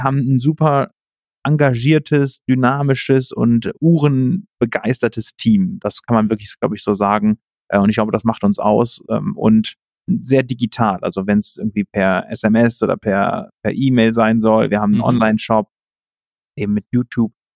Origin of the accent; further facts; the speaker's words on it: Cologne, North Rhine-Westphalia, Germany; also born or lived in Canada / Spain; komme aus Köln ursprünglich, bin gebürtiger Rheinländer